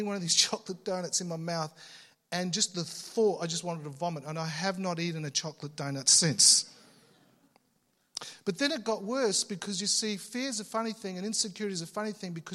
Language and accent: English; Australia; I was born in Australia, but you know, I had Italian parents